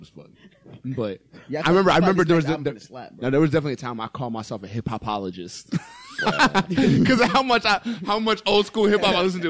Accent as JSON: {"language": "English", "town": "New York City", "region": "New York", "country": "United States", "said": "I'm literally from Harlem"}